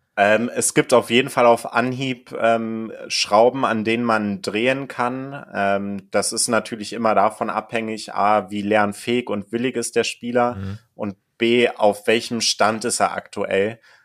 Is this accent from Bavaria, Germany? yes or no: no; Kassel, Hesse, Germany; moved away; Ich komme aus Kassel ursprünglich